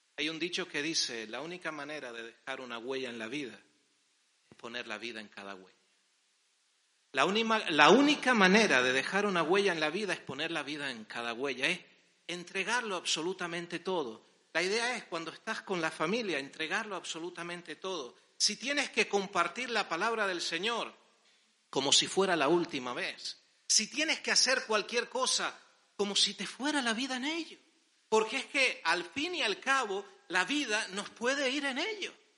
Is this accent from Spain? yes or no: yes; Las Palmas, Canary Islands, Spain; somos de Las Palmas